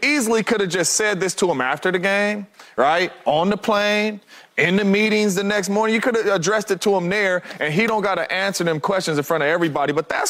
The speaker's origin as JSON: {"language": "English", "area": "the Bay Area", "region": "California", "country": "United States", "moved": "yes", "lives_now": "Arizona, United States", "said": "I'm from the Bay, but I live in AZ."}